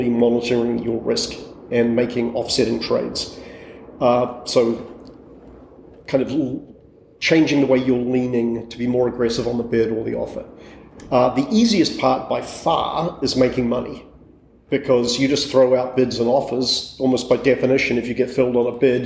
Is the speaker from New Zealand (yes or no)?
yes; New Zealand; moved away as an adult; also born or lived in England; I grew up in New Zealand